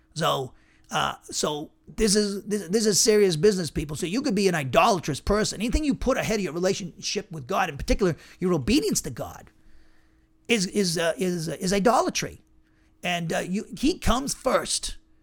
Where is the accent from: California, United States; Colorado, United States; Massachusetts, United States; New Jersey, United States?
Massachusetts, United States; now in Alabama, United States; where I grew up in Massachusetts